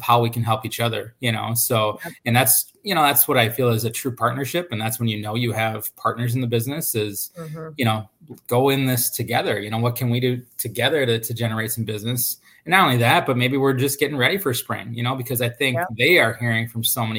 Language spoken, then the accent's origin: English; Minnesota, United States; I'm born and raised in Minnesota